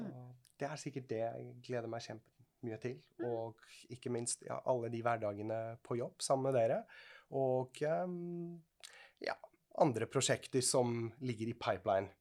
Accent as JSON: {"language": "Norwegian", "country": "Switzerland", "moved": "yes", "lives_now": "Norway", "said": "Jeg er fra Sveits."}